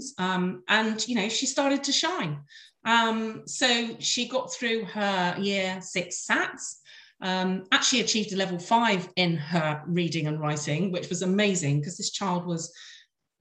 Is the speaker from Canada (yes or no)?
no; Devon, South West England, United Kingdom; I was born and brought up in Devon